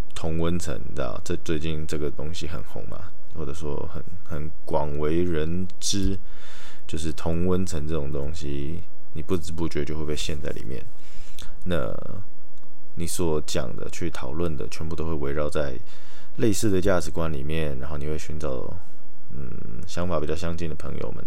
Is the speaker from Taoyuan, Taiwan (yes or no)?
yes; Taoyuan, Taiwan; now in Taichung, Taiwan; 我之后会待的地方又在桃园，就我的老家